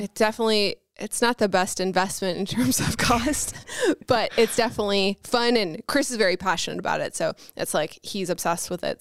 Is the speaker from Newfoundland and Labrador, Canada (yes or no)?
yes; St. John's, Newfoundland and Labrador, Canada; moved away as an adult; also born or lived in Vancouver; now in Buffalo, United States; I'm from Saint John's, Newfoundland